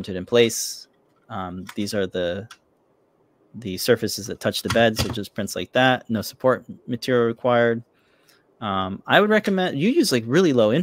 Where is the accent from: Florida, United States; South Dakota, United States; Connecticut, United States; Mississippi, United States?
Florida, United States; moved away as an adult; now in New England, United States; I've never seen snow in my 30 years growing up in Florida with Pedro